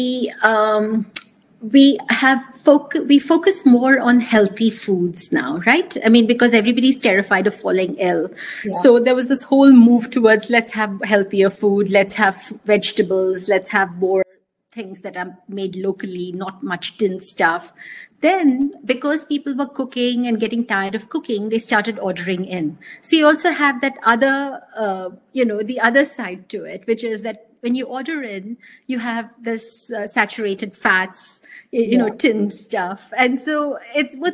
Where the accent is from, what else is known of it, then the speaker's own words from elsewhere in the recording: South India, India; since I come from the South